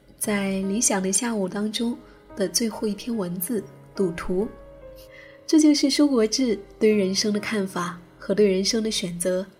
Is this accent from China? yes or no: no; Taiwan; 因为我是台湾人，这工作做了十年，不过是六千万，六千万在台湾，买房子还是买不到像样的。